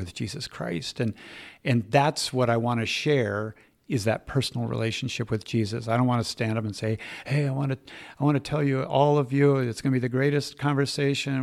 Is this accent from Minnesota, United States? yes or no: yes; Minneapolis, Minnesota, United States; I was raised in the Twin Cities, uh, Minneapolis, St. Paul